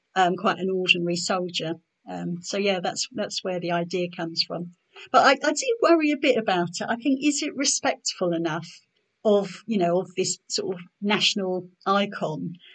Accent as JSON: {"language": "English", "town": "Norwich", "region": "East of England", "country": "United Kingdom", "tie": "born or raised there", "lives_now": "Ipswich, United Kingdom", "said": "I was born in Norwich. I live in Ipswich now"}